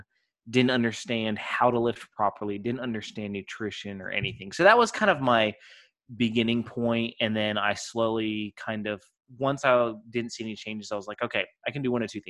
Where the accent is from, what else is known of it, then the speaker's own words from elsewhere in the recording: Texas, United States; So I'm from kind of all over. My dad was not military, but moved around as if he was. He got restless easily. So I pretty much grew up in Texas, though.